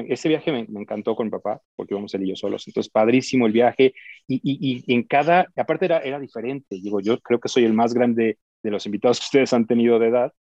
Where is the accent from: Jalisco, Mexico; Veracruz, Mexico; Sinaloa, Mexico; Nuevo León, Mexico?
Jalisco, Mexico; Guadalajara; moved away as an adult; Yo soy tapatío, igual que ustedes, soy de Guadalajara. Y eh, em, bueno, pues allí crecí